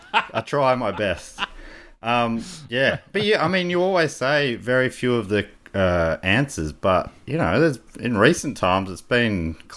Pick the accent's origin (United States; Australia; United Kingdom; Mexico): Australia; I was with you in that early bit when you were talking Italian, but I'm also Australian, so I can also drink a VB if need be.